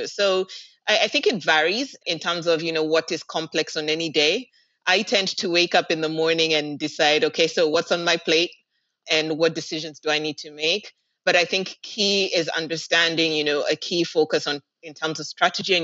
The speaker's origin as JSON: {"language": "English", "country": "Kenya", "moved": "as an adult", "lives_now": "Dubai, United Arab Emirates", "said": "I'm actually Kenyan in terms of where home is"}